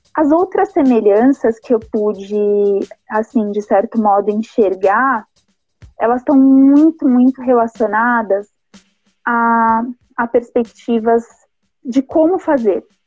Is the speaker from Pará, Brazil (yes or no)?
no; São Paulo, Brazil; eu venho de um território, moro num território que ele não é um território considerado de elite, não chega a ter tantas características periféricas, é um território complexo, eu sou do Rio Pequeno